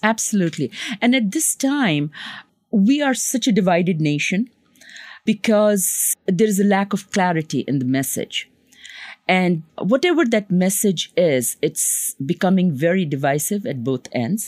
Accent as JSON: {"language": "English", "country": "Pakistan", "moved": "yes", "lives_now": "Long Island, United States", "said": "I come from Pakistan"}